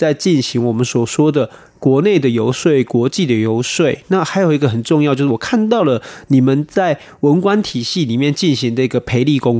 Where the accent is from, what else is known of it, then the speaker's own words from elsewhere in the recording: Taiwan; 都有台湾社会我们台湾人的努力跟贡献哦